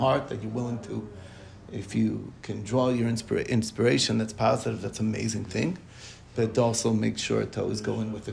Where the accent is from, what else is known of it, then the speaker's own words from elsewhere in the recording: Monsey, New York, United States; where I grew up in Muncie